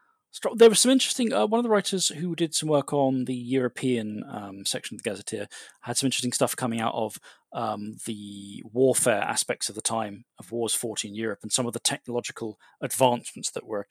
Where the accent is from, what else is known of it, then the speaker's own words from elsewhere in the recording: Thailand; born there; I was born in Thailand, so I tend to look out for whether games mention Thailand